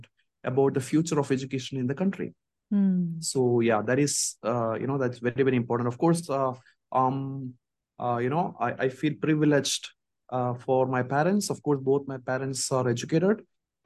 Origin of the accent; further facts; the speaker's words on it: Kerala, India; moved away as an adult; also born or lived in Chennai, India / Mumbai, India / Japan; now in Bathinda, India; I was born in Kerala, and so I did a schooling in all in Kerala, Malayalam medium in government school.